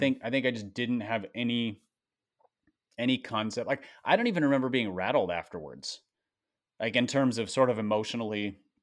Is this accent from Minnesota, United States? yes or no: yes; Minnesota, United States; I grew up in Minnesota